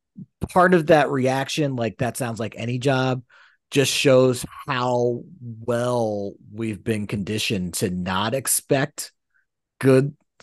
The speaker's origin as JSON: {"language": "English", "town": "Philadelphia", "region": "Pennsylvania", "country": "United States", "tie": "born or raised there", "said": "growing up in Philly, you get an interesting perspective on unions, because like, it's very much a labor town. It's very much a union town."}